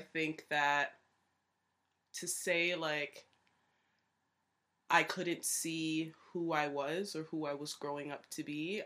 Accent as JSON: {"language": "English", "country": "Canada", "said": "We're from Canada"}